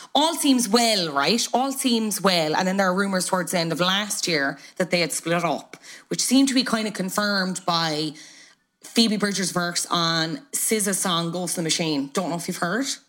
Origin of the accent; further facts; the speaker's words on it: Ireland; two Irish people